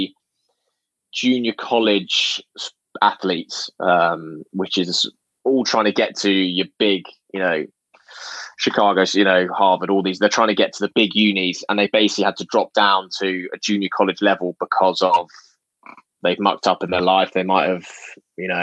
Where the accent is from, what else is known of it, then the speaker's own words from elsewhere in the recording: England, United Kingdom; I'm English